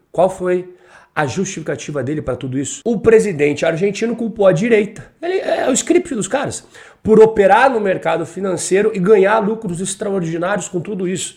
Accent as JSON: {"language": "Portuguese", "country": "Brazil", "said": "Nós, como brasileiros"}